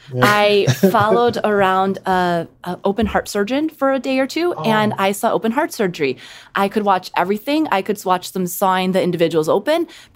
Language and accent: English; Midwest, United States; In the Midwest.